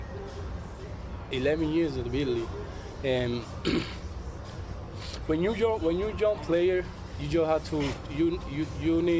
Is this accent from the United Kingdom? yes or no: no; Dominican Republic; English is a second language; moved away; we're from the Dominican